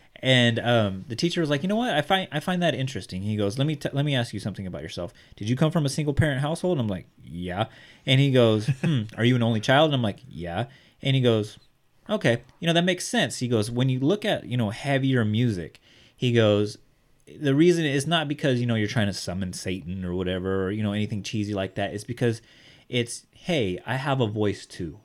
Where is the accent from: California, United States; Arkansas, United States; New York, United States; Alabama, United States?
California, United States; Bakersfield; Art and I both grew up in the hood. We grew up in East Bakersfield.